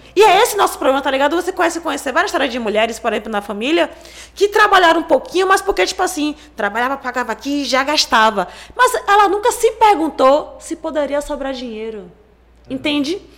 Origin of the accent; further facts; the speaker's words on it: Salvador, Bahia, Brazil; eu moro no Jovelha da Federação, inclusive sou nascida e criada lá